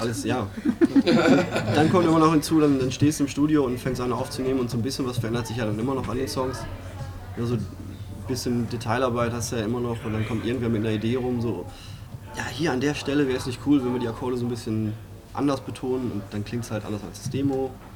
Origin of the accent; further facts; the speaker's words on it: Greven, North Rhine-Westphalia, Germany; bei uns zu Hause in Greven